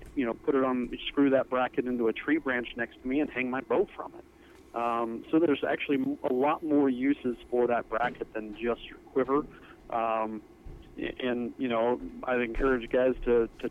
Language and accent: English; Napa Valley, Northern California, United States; moved away as an adult; now in Montana, United States; I originally grew up in Northern California in Napa Valley